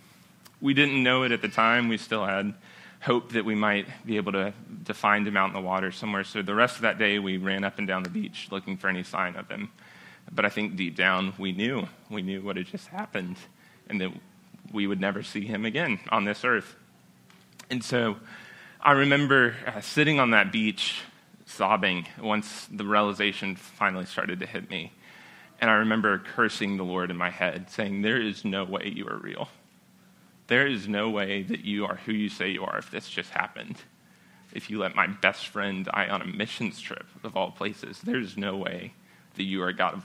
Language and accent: English; South Carolina, United States; I'm from South Carolina